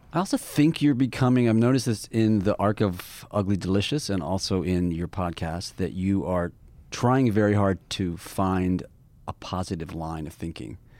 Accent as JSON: {"language": "English", "town": "Toronto", "region": "Ontario", "country": "Canada", "tie": "born or raised there", "said": "Toronto, my hometown"}